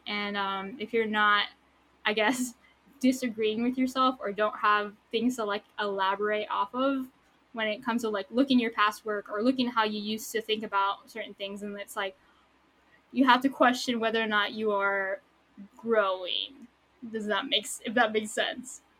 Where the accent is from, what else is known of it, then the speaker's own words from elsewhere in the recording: San Diego, California, United States; also born or lived in Tucson, Arizona; I was born here in San Diego. I lived in Tucson, Arizona for like nine years, and then I came back, and I've been in San Diego ever since my freshman year of high school.